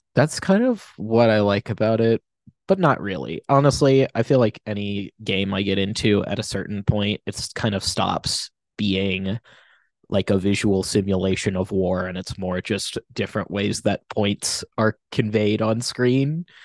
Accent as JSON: {"language": "English", "country": "United States", "said": "I'm American"}